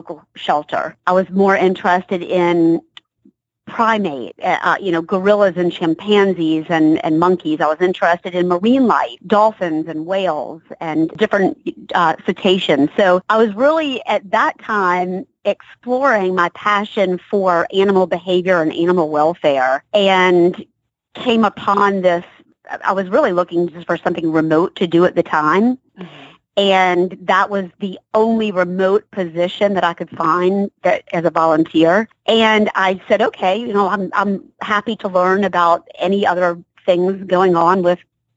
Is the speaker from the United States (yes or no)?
yes; Savannah, Georgia, United States; also born or lived in Baltimore, Maryland; now in Atlanta, United States; I'm from Georgia. I grew up in Savannah, and I've been in and out of Atlanta. So I'm back home